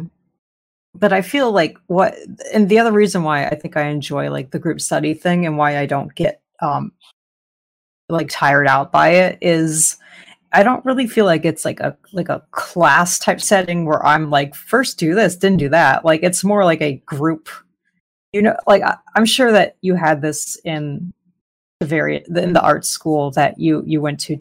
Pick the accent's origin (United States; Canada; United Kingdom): United States; Arizona; moved away as an adult; now in Southern California, United States; I'm originally from Arizona, the Southwest